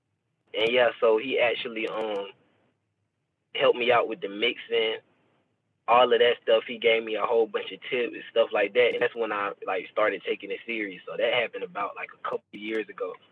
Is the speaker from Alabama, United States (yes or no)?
yes; Tuscaloosa, Alabama, United States; I'm from Alabama, bro. I'm from Alabama. I'm from Tuscaloosa, Alabama.